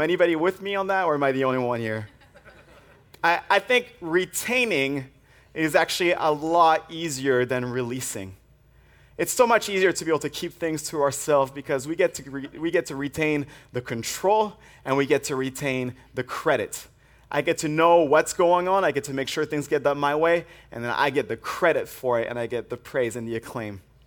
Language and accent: English; France; moved away; I grew up in the French Alps